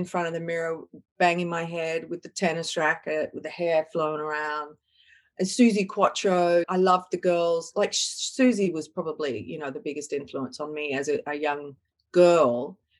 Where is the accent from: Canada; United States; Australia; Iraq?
Australia; Perth, Western Australia; My hometown is Perth in WA, and I grew up in a new suburb. It was a new, you know, back in the 60s, it was one of those suburbs that was close to the beach but pushing north of the northern sort of beach area in Perth